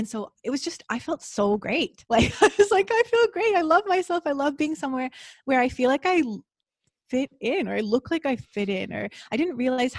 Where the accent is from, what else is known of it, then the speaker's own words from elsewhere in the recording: Toronto, Ontario, Canada; moved away; also born or lived in Costa Rica; growing up in Toronto